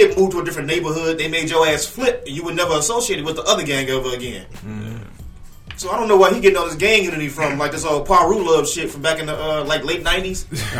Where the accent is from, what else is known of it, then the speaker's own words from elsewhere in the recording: Chicago, Illinois, United States; growing up in Chicago, we all familiar with like gang culture.